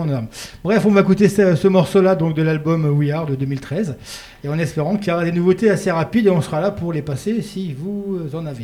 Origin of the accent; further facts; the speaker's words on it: Paris, Île-de-France, France; moved away as an adult; now in Lorraine, France; je suis pas lorrain, hein. moi je suis parisien, j'ai atterri en Lorraine il y a quelques années